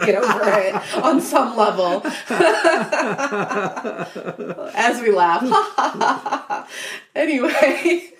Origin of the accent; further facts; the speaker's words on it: Chicago, Illinois, United States; Growing up in Chicago in the 90s